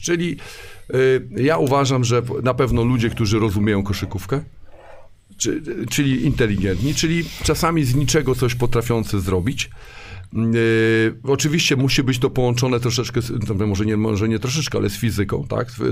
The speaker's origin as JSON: {"language": "Polish", "town": "Warsaw", "region": "Masovian Voivodeship", "country": "Poland", "moved": "yes", "lives_now": "Szczecin, Poland", "said": "Jestem w ogóle z Warszawy"}